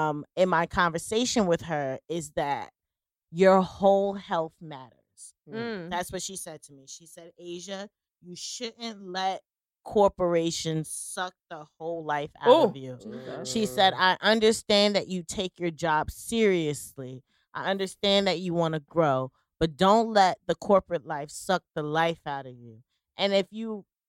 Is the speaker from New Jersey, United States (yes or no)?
yes; Jersey City, New Jersey, United States; I'm from Jersey City